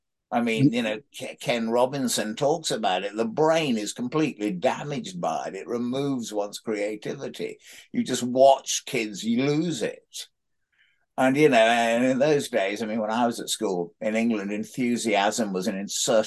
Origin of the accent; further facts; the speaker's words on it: Sudan; also born or lived in Egypt; But I was brought up in the Sudan and in Egypt and sort of keeping pet scorpions and taking paddle steamers down the Nile.